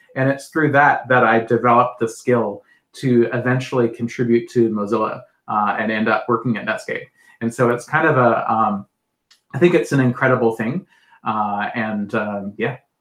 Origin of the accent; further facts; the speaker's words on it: New Zealand; moved away; I grew up in New Zealand